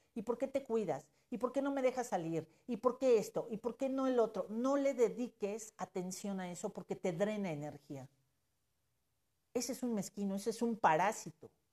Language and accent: Spanish; Mexico; como mexicanos y yo me considero mexicana